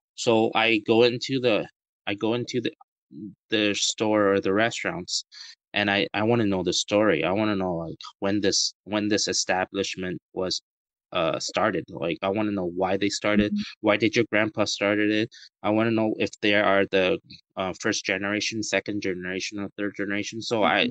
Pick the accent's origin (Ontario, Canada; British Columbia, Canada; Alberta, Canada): British Columbia, Canada; Vancouver; moved away as an adult; now in Taiwan; I was born in Taiwan, and both of my uh, parents are Taiwanese. And I immigrated to Canada when I was six years old. Um, I went to Vancouver and lived in Vancouver for over 22 years of my life, and I moved back to Taiwan in 2013